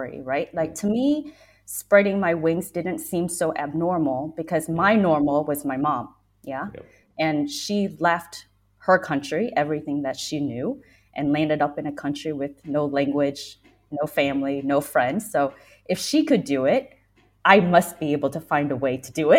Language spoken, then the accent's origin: English; Missouri, United States; moved away as an adult; also born or lived in Vietnam / New York; now in London, United Kingdom; growing up in Missouri